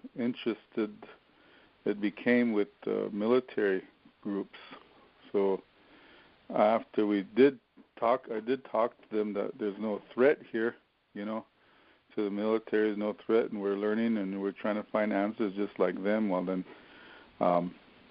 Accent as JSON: {"language": "English", "town": "Wagner", "region": "South Dakota", "country": "United States", "tie": "born or raised there", "said": "in my hometown, Wagner, South Dakota"}